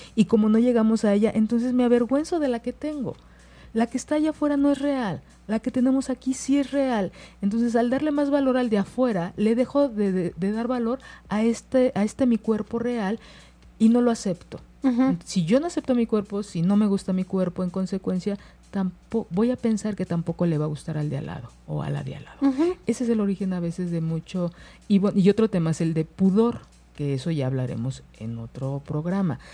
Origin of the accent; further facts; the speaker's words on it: Mexico; como mexicanos